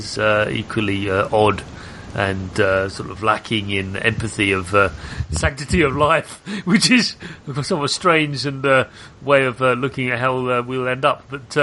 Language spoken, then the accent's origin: English; United Kingdom; I'm British, as you probably tell.